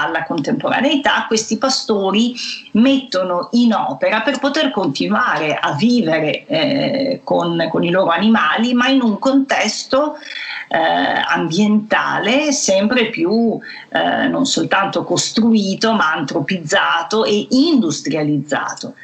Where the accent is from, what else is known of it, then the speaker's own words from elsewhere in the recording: Venice, Veneto, Italy; accent: Venetian; il cui dialetto, la cui cadenza mi è particolarmente familiare perché assomigliano molto alla mia che sono nata eh, a Venezia